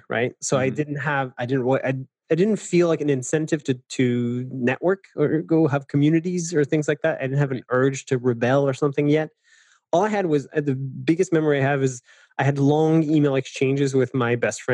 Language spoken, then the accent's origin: English; Paris, Île-de-France, France; I'm French. I know it's not super obvious, but so I grew up in Paris